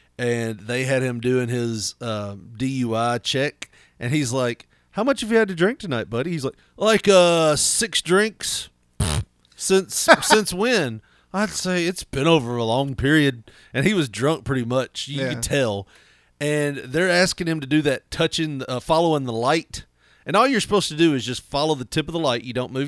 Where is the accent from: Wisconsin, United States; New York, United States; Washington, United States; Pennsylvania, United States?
Wisconsin, United States; I'm from Wisconsin, man.